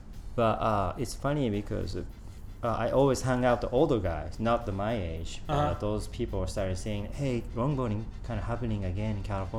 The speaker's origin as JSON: {"language": "English", "region": "Osaka", "country": "Japan", "tie": "born or raised there", "also_born_or_lived": "San Diego", "second_language": "English", "moved": "as an adult", "said": "I was born and grew up in Osaka, Japan, 1972."}